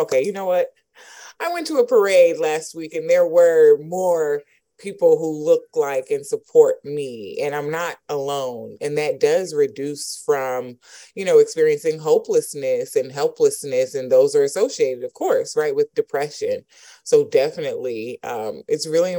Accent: College Park, Georgia, United States; growing up in College Park, Georgia

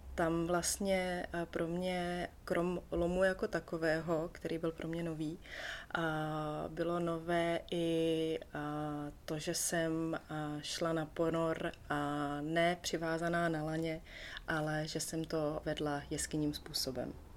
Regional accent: Czechia; Tady u nás v Čechách jsem se pod ledem vždycky potápěla

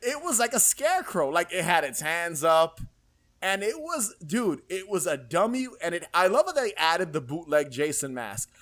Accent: New York City, New York, United States; also born or lived in Queens, New York; so I lived in the Bronx, New York, when I was, till I was about maybe ten years old. And then I moved to Queens

